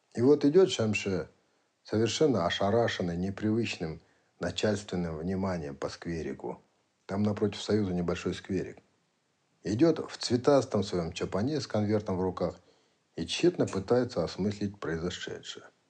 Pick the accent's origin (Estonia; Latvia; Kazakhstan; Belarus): Kazakhstan; Прислали к нам из центра в Казахстан